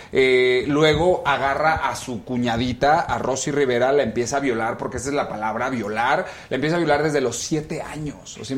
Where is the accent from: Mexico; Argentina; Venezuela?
Mexico; Mexico City; now in Los Angeles, United States; Yo nací aquí en El Defectuoso, mi querida Adela. Yo soy aquí de la Ciudad de México, aunque me salí hace 10 años